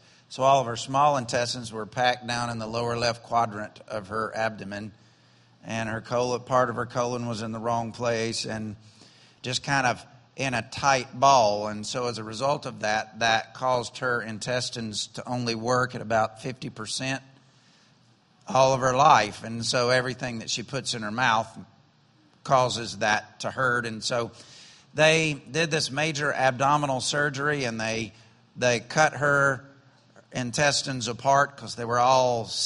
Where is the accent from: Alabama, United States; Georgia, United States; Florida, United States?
Alabama, United States; I'm from Alabama